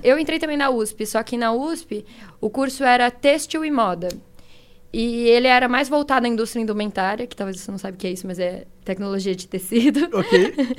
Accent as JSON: {"language": "Portuguese", "region": "São Paulo", "country": "Brazil", "said": "Sou de São Paulo"}